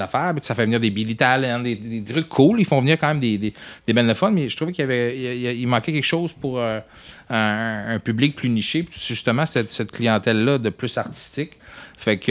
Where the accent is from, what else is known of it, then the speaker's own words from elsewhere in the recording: Saguenay, Quebec, Canada; moved away; on vient tous du Saguenay, on va souvent là, c'était chez nous.